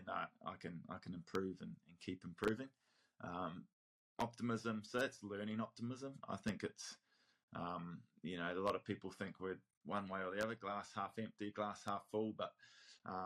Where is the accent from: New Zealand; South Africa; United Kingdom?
New Zealand; Counties Manukau, Auckland; I was that kid from Rosehill College, from counties, who, you know, wasn't in the big schools